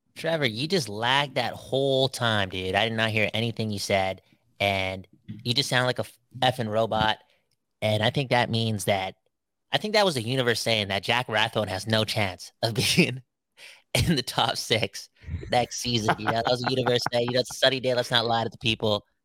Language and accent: English; Vancouver, British Columbia, Canada; We're from Vancouver to the West Coast.